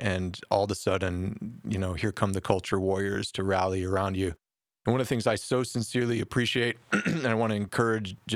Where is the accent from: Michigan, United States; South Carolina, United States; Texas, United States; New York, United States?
Michigan, United States; Detroit; I grew up in Detroit playing street ball